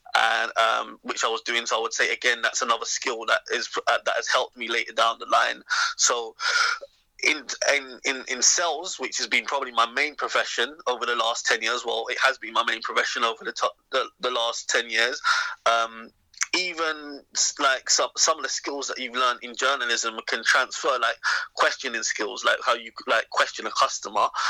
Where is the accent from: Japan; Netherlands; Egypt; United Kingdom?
United Kingdom; England